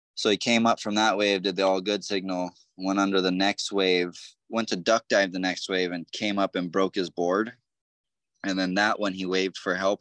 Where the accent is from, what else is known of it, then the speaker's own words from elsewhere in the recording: North Shore, Oahu, Hawaii, United States; born and raised here on the North Shore.